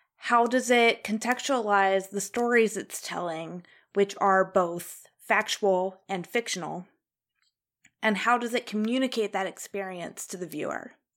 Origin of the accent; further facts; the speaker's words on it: Ohio, United States; moved away; also born or lived in Indiana; in Indiana, which is where I lived, but I was originally from Ohio